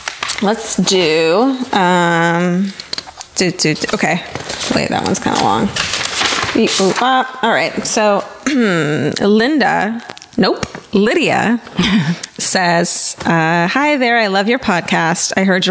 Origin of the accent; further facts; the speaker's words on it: Wellington, Ohio, United States; When I was in college, this kid from my hometown in Wellington, Ohio